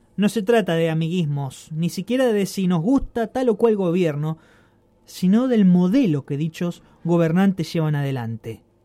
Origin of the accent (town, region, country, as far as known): Argentina; also born or lived in Rosario, Argentina